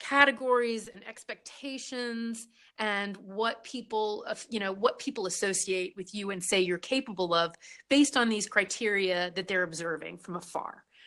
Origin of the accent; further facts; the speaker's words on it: Southern Virginia, United States; where I was raised in Southern Virginia